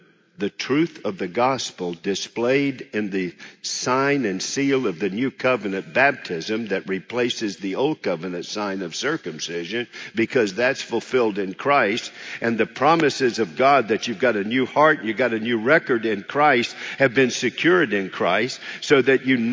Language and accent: English; United States; I'm an American